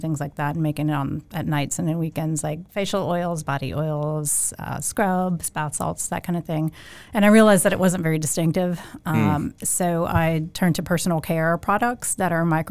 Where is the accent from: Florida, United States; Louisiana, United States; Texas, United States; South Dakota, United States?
Louisiana, United States; moved away as an adult; also born or lived in Chicago, Illinois / Savannah, Georgia; now in Augusta, United States; I grew up in Louisiana, and I was born in Chicago, but I grew up in Louisiana